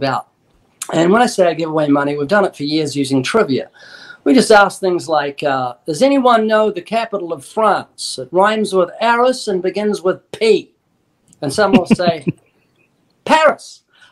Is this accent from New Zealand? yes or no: yes; New Zealand; I'm New Zealander